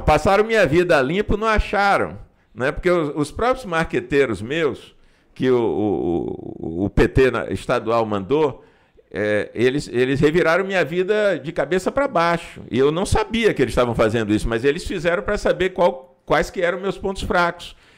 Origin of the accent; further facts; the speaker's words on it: Feira de Santana, Bahia, Brazil; tá na minha terra, trabalhando por feira